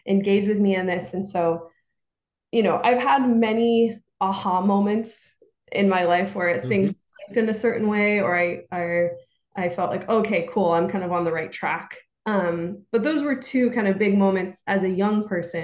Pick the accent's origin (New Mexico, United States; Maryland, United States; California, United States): California, United States; Santa Barbara; now in New York City, United States; I grew up in Santa Barbara, California